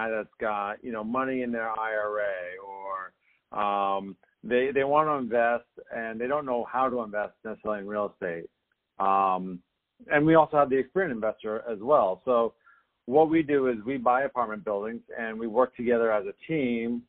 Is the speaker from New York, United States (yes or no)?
no; New Jersey, United States; moved away as an adult; also born or lived in Boston; now in Southern California, United States; Growing up in New Jersey, I would detail cars during the summer and shovel snow during the winter